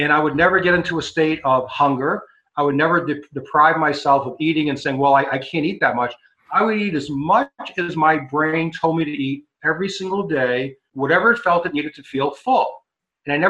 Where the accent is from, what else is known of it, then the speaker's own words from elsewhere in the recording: Massachusetts, United States; I grew up in Massachusetts, so I used to go up to Maine all the time